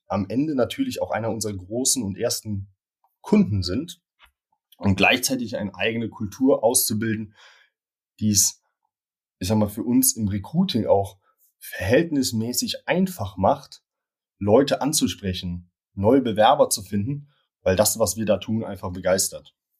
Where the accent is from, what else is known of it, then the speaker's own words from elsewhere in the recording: Cologne, North Rhine-Westphalia, Germany; bin in Köln geboren und aufgewachsen